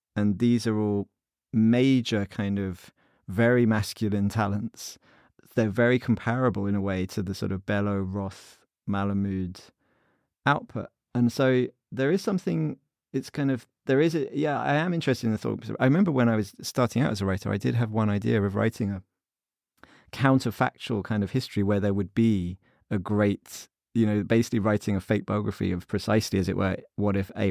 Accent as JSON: {"language": "English", "country": "United Kingdom", "said": "as a British Jewish reader"}